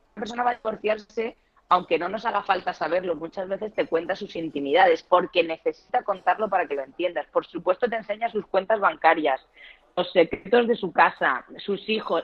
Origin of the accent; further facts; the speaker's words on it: Murcia, Region of Murcia, Spain; accent: sureño; moved away as an adult; now in Madrid, Spain; soy de Murcia, aunque llevo 20 años viviendo en Madrid, que es casi la mitad de mi vida, con lo cual soy tan madrileña como murciana ya, aunque me sigue quedando el acento sureño